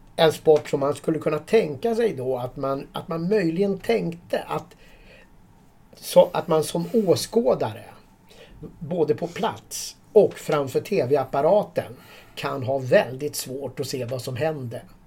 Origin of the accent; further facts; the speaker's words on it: Sweden; vi här hemma i Sverige